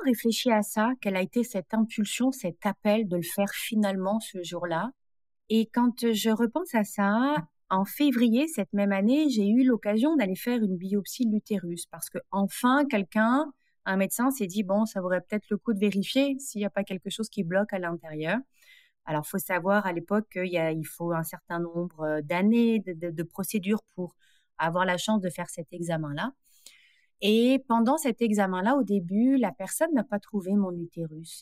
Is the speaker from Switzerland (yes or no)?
no; France; moved away as an adult; now in Montreal, Canada; Je suis française.